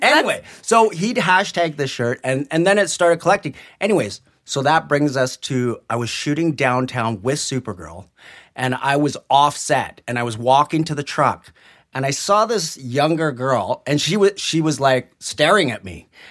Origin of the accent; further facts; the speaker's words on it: Burnaby, British Columbia, Canada; also born or lived in Vancouver / New Westminster; I was born in Vancouver, and I was brought up in New West and Burnaby